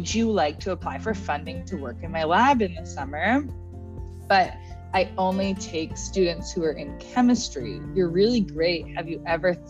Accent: Winnipeg, Manitoba, Canada; now in Toronto, Canada; I'm from Winnipeg, which is right in the middle of Canada, for those who don't know. And my high school was just a regular public high school

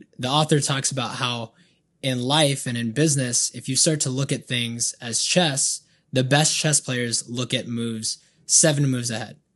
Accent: Banning, California, United States; also born or lived in Colton, California; Then moved to Banning when I was younger in the fourth grade

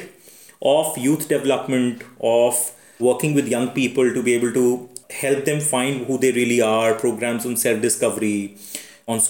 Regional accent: Aligarh, Uttar Pradesh, India; moved away as an adult; also born or lived in Delhi; when I moved to Delhi University from my town in Aligarh

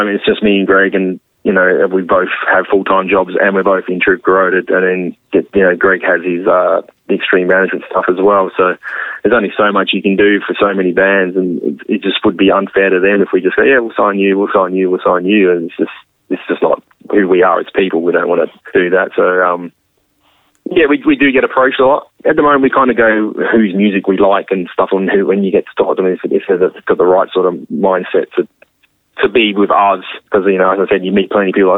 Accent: Adelaide, South Australia, Australia; also born or lived in England; I was born in England, but I moved to Adelaide when I was like six

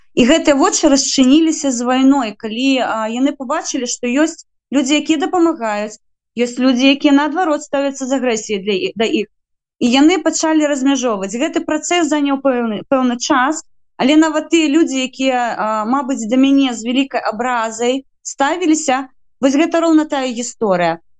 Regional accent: Belarus; now in Ukraine; як беларуска

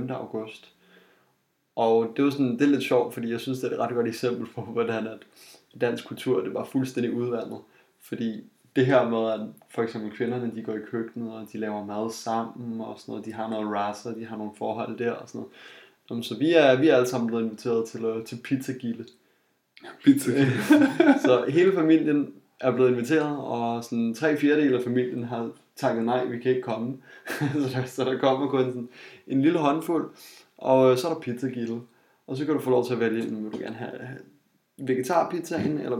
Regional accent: Jutland, Denmark; jeg kommer fra Jylland

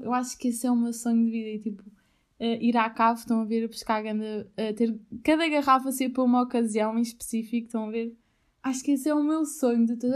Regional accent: Albufeira, Algarve, Portugal; moved away as an adult; also born or lived in Aveiro; Albufeira, para mim, eh, tem um lugar, ó, primeiro de tudo é a minha casa, foi onde eu nasci

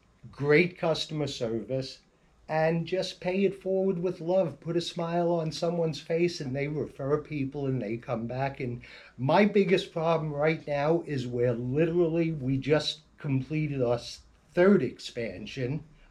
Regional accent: Staten Island, New York, United States; It's when I grew up on Staten Island, it was

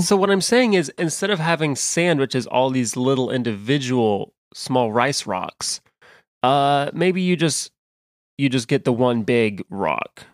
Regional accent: Midwest, United States; accent: Western American; also born or lived in California; I was raised in the Midwest

